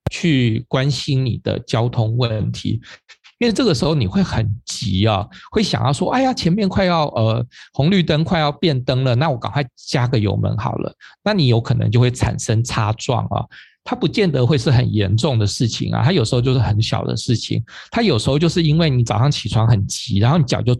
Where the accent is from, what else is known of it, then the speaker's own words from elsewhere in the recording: Taipei, Taiwan; 我们就说以我们台北人啊，就是最和平的。